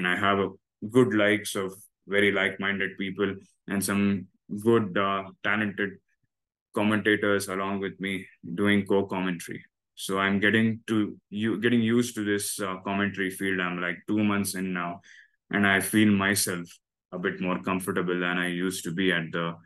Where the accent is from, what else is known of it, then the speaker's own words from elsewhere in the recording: Bangalore, Karnataka, India; first language Kannada; English is a second language; I come from Bangalore and I'm a Bangalore boy. So I have my mother tongue as Kannada.